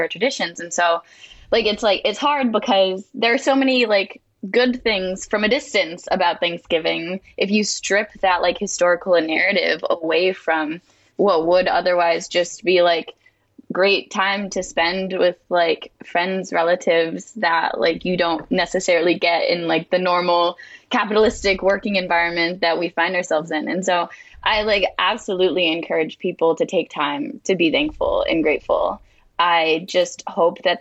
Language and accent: English; Martha's Vineyard, Massachusetts, United States; I'm from Martha's Vineyard.